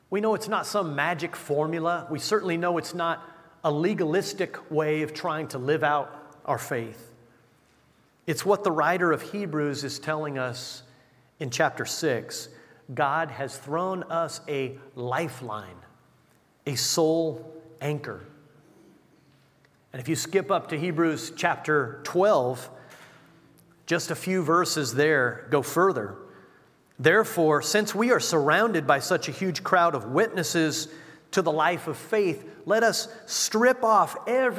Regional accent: United States

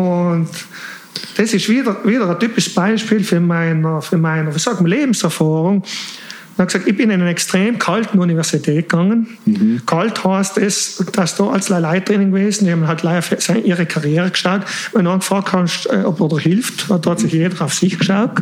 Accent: South Tyrol, Trentino-Alto Adige, Italy; moved away; also born or lived in Switzerland (born) / Milan; als Südtiroler, als harter Südtirol

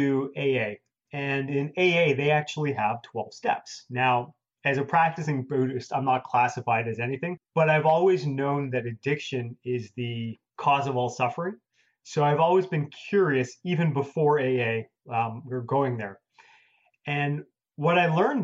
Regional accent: Toronto, Ontario, Canada; moved away as an adult; now in United States; I'm from Toronto, Canada. When I lived in Canada

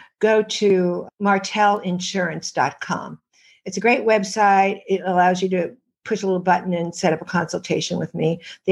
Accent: New York City, New York, United States; I am from New York City

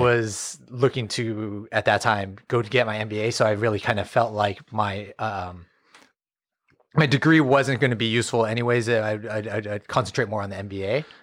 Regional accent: Fresno, California, United States; born and raised in Fresno, never, never left

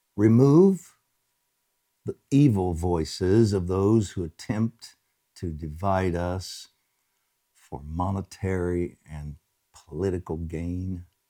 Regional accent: United States; as an American

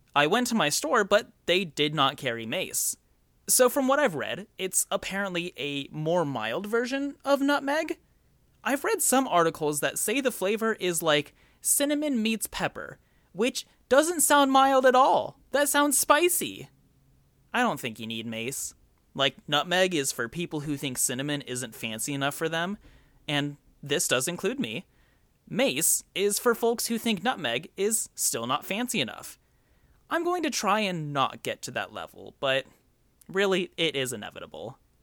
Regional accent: United States; I'm from America

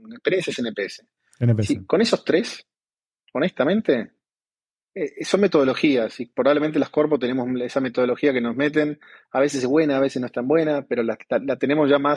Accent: Argentina; moved away as an adult; also born or lived in Colombia; now in Mexico; obviamente por, por mi acento, aunque trato de, de soy argentino.

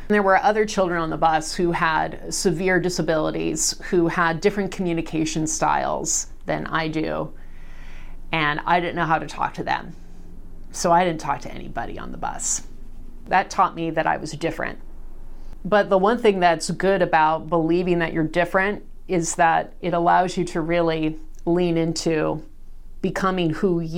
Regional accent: Salem, Oregon, United States; Born and raised in Salem

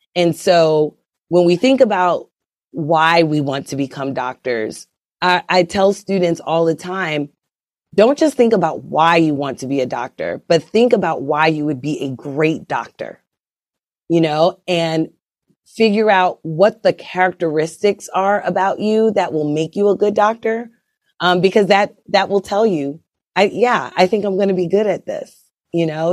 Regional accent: Brooklyn, New York, United States; moved away as an adult; also born or lived in Kansas City / Idaho / Atlanta / Altoona, Pennsylvania; I grew up in Brooklyn, New York

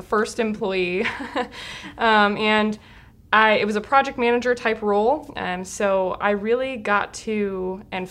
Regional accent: Lansing, Michigan, United States; I am from Michigan, born and raised. I'm a native of the Lansing area

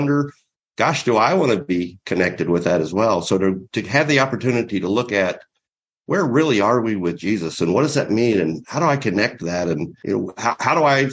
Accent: the South, United States; I grew up in the South, and our church was taboo, and all of my friends were Southern Baptists.

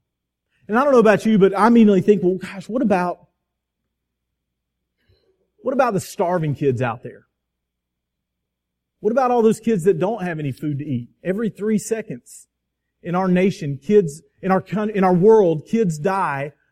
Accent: Crestview, Florida, United States; Twin Hills Park in my hometown of Crestview

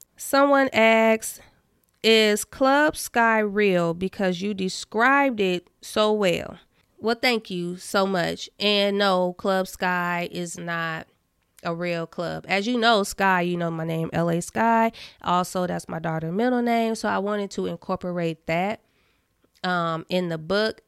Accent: Indiana, United States; I'm from Indiana

